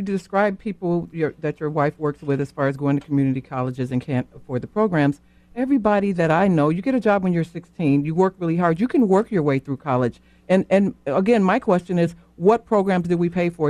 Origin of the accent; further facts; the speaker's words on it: Chicago, Illinois, United States; I was born and raised in Chicago.